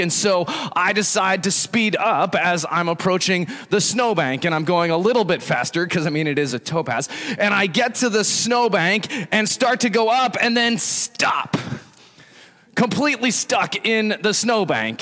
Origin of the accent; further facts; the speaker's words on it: Evergreen, Colorado, United States; moved away; growing up in Colorado